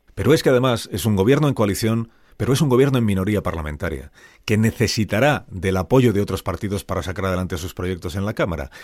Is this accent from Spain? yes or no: yes; Spain